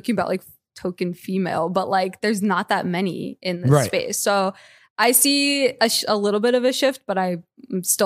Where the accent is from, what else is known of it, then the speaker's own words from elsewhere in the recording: Essex County, New Jersey, United States; I'm from Jersey